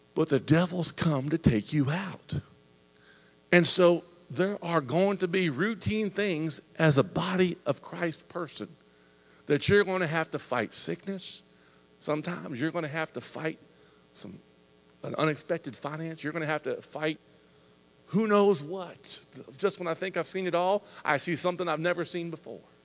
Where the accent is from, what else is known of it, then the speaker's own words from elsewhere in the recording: Ohio, United States; now in Indiana, United States; I was raised in Ohio.